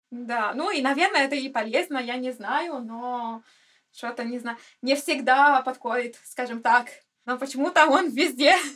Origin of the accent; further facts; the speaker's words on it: Cagliari, Sardinia, Italy; Russian is a second language; moved away as an adult; now in Russia; поскольку я родилась на Сардинии и прямо у моря, я из Кальгари